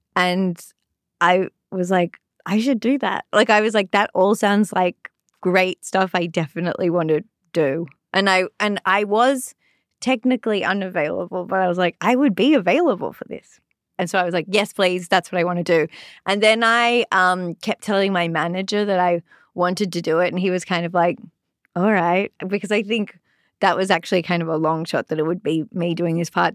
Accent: Sydney, New South Wales, Australia; moved away as an adult; also born or lived in London; now in Los Angeles, United States; I'm from Sydney, Australia

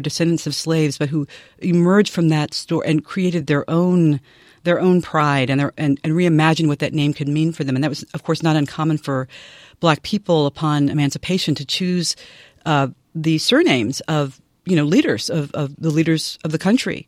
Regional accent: Nashville, Tennessee, United States; moved away; I grew up in Nashville, Tennessee

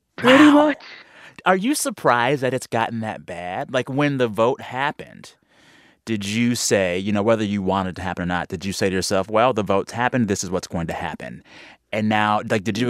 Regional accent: United States; As an American

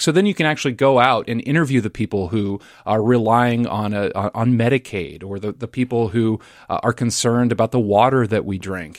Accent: Lincoln, Nebraska, United States; now in Minnesota, United States; my hometown of Lincoln, Nebraska

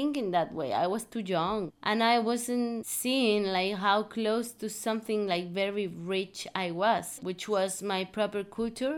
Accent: Veracruz, Mexico; I grew up in Veracruz. I live in Veracruz

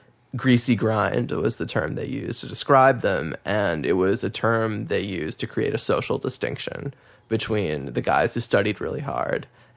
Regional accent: Massachusetts, United States; I'm from Massachusetts.

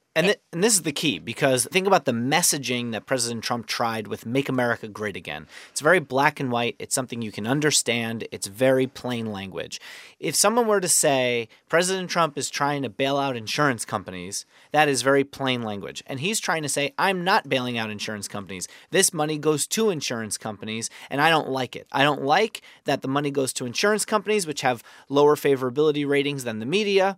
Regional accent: New York, United States; as a New Yorker

